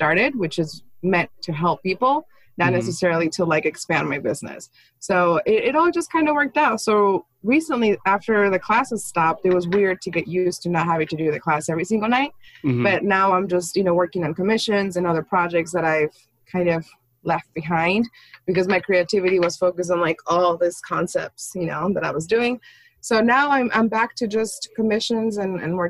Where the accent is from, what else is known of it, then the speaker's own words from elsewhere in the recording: Mexico City, Mexico; now in United States; I was born in Mexico City.